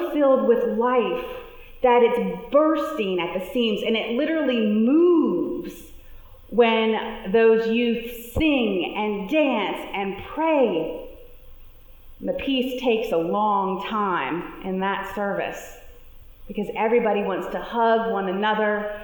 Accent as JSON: {"language": "English", "town": "New Orleans", "region": "Louisiana", "country": "United States", "tie": "born or raised there", "said": "As a teenager growing up in New Orleans"}